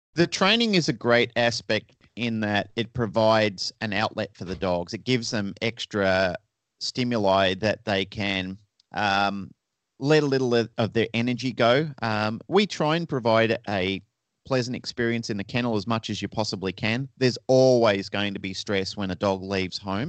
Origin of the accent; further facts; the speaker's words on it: Melbourne, Victoria, Australia; moved away as an adult; now in Sydney, Australia; And I was originally from Melbourne, Australia, which is down the southern end of Australia